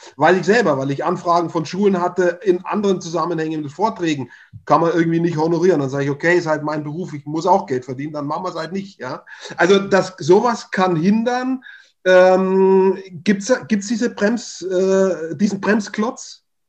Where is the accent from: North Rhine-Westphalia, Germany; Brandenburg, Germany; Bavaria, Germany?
Bavaria, Germany; Upper Franconia; ich komme aus Oberfranken